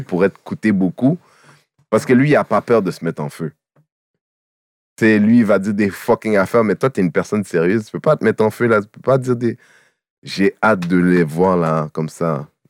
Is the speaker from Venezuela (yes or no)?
no; Quebec, Canada; je suis un Québécois, j'ai grandi au Québec